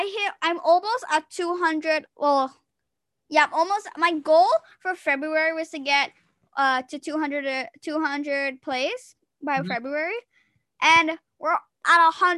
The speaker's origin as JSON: {"language": "English", "region": "England", "country": "United Kingdom", "said": "Oh my gosh. I am English. What am I speaking French?"}